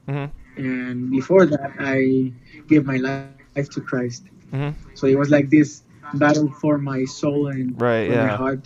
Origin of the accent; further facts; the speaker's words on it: Tijuana, Baja California, Mexico; first language Spanish; English is a second language; I grew up here, born and raised here in Tijuana